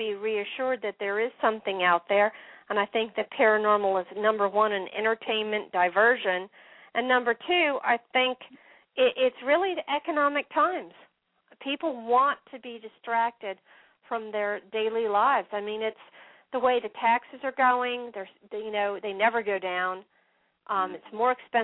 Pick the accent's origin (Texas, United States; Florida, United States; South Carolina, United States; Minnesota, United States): Florida, United States; Daytona Beach; also born or lived in Baldwinsville, New York / Syracuse, New York; I was born in Baldwinsville, New York, and then most of my childhood was in Daytona Beach, Florida